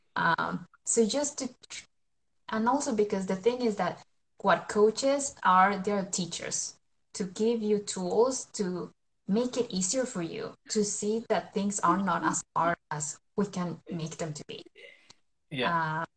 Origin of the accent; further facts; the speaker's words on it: Colombia; now in Sweden; I'm from Colombia, but I live in Sweden. I have lived in Sweden for over 20 years now